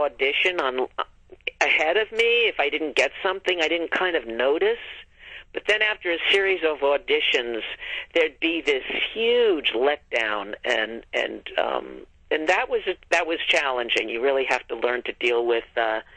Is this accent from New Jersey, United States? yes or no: no; New York area, United States; moved away as an adult; now in Los Angeles, United States; I'm from the New York area, too